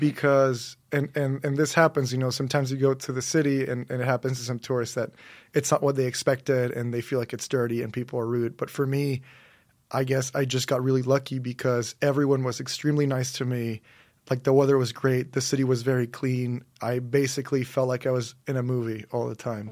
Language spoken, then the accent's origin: English; Monterrey, Nuevo León, Mexico; moved away; also born or lived in St Andrews, Scotland; I'm from Monterrey, Mexico. So that's in the northeast of Mexico.